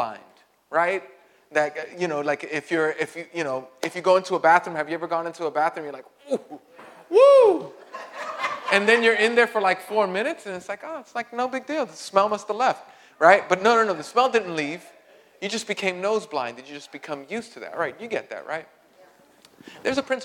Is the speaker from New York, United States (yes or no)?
yes; New York City, New York, United States; I grew up in Greenpoint